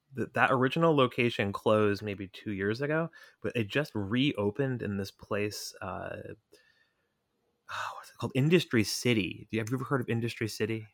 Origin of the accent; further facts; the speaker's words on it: United States; in the suburbs of New York as, a, as a kid in, like, nineteen ninety-four